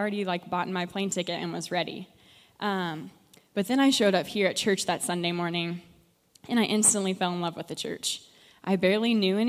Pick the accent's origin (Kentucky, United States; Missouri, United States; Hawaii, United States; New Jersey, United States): Missouri, United States; Chillicothe; I'm from Chillicothe, Missouri, and I'm currently a junior at Northwest